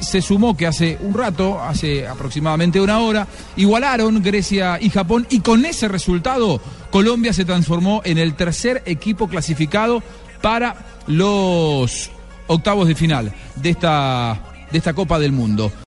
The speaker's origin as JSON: {"language": "Spanish", "town": "Castelar", "region": "Buenos Aires Province", "country": "Argentina", "tie": "born or raised there", "moved": "yes", "said": "yo era eh, un chico de Castelar viendo en Buenos Aires"}